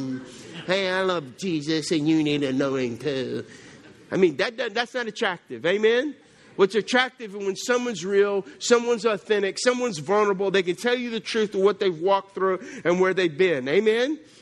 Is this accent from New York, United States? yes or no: no; South Louisiana, United States; I'm from South Louisiana